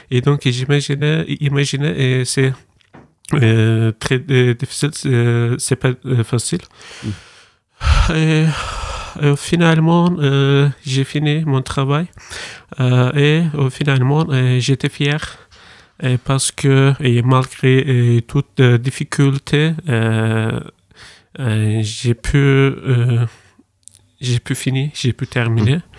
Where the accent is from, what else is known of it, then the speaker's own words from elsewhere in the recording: Turkey; French is a second language; j'ai 21 ans euh, oui, je viens de Turquie.